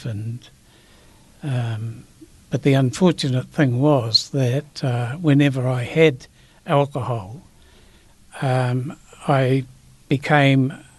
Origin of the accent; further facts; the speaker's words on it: Christchurch, Canterbury, New Zealand; Yes, I am. Yes, I'm from Christchurch.